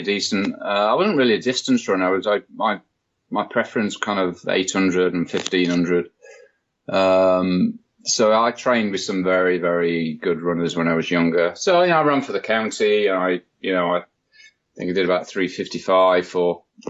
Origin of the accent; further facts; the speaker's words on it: Yorkshire and the Humber, United Kingdom; moved away as an adult; also born or lived in London; now in New York, United States; I came originally from Yorkshire via London, and then arrived in the US in 2009.